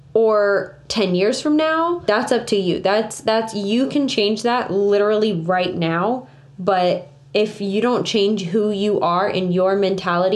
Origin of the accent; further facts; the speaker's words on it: Florida, United States; We're from Florida. Like, we're born and raised